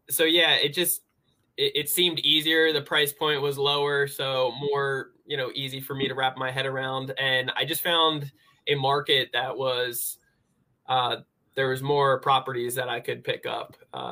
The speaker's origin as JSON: {"language": "English", "region": "New Jersey", "country": "United States", "moved": "yes", "lives_now": "San Diego, United States", "said": "I'm originally from New Jersey, and I live out in sunny San Diego, California, though."}